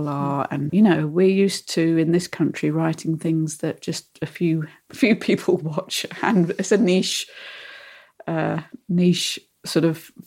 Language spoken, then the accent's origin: English; United Kingdom; we, as British writers